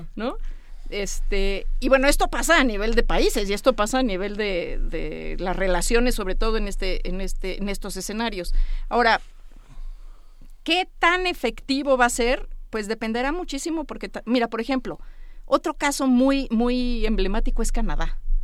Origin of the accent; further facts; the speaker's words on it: Mexico; los 130 millones de mexicanos que vemos en este país